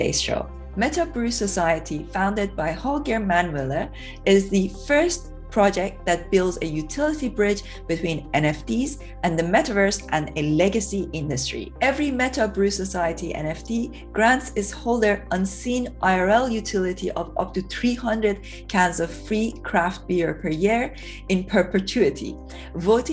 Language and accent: English; Iran; now in United Kingdom; I come from Iran originally